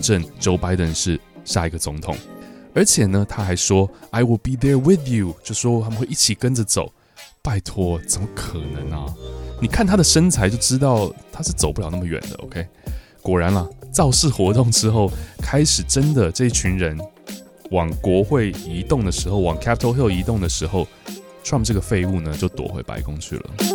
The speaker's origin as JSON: {"language": "Chinese", "country": "Taiwan", "tie": "born or raised there", "said": "我记得我小时候在台湾"}